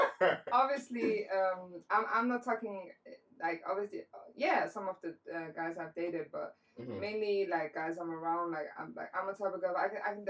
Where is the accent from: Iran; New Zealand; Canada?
Iran; I'm Persian.